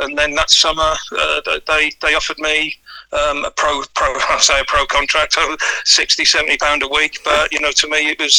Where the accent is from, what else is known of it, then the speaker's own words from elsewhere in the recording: Birmingham, West Midlands, United Kingdom; moved away as an adult; also born or lived in Cannock / Halesowen, Stourbridge; now in Bournemouth, United Kingdom; I was born in Birmingham, but I lived in sort of Quinton, moved into sort of Edgbaston for a little bit, and then we moved out to Cannock when I was sort of 8-9 years old. I lived in Cannock for 3 years, and then when I was 11, we moved back to Halesham, Stourbridge